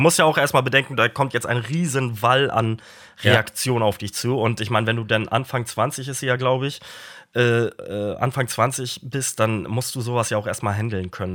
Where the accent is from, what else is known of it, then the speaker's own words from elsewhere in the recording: Stralsund, Mecklenburg-Vorpommern, Germany; in der Nähe von meiner Geburtsstadt Stralsund